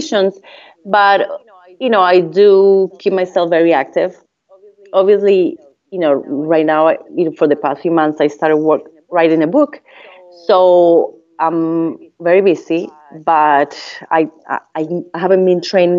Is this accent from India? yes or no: no; Colombia; first language Spanish; English is a second language; moved away as an adult; I came from Colombia